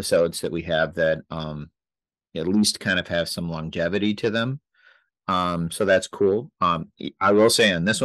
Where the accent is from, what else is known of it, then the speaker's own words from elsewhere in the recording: Michigan, United States; we grew up in Michigan and grew up as Tiger fans